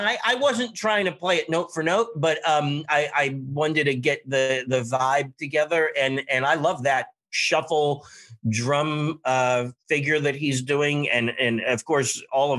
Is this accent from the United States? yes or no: yes; Pittsburgh, Pennsylvania, United States; also born or lived in Nashville, Tennessee; the Pittsburgh area, which is also where I'm from